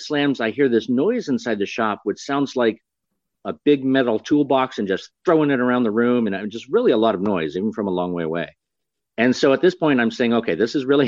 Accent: Fairbanks, Alaska, United States; I'm from Alaska, Fairbanks, Alaska

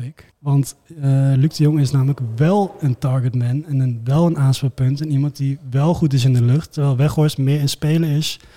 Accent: eastern Netherlands, Netherlands; Ik kom ook uit het Oosten

